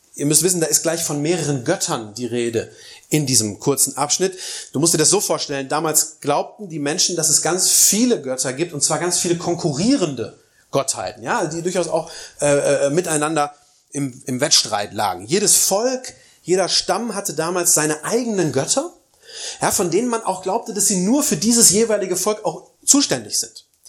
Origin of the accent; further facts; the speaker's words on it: East Germany, Germany; bei uns in Ostdeutschland